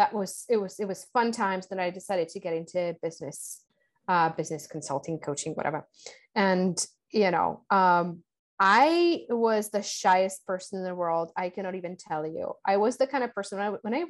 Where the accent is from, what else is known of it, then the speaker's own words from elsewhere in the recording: Czechia; now in Costa Rica; Home country of? Czech Republic.